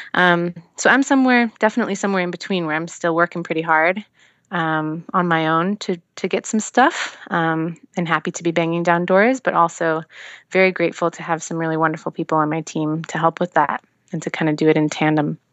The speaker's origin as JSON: {"language": "English", "town": "Seattle", "region": "Washington", "country": "United States", "tie": "born or raised there", "moved": "as an adult", "lives_now": "Los Angeles, United States", "said": "I grew up in Seattle, and that's on the West Coast"}